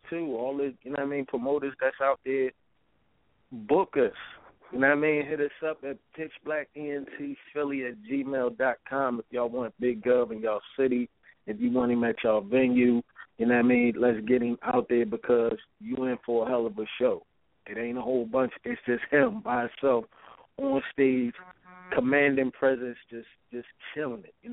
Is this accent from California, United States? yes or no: no; Philadelphia, Pennsylvania, United States; I'm from Philly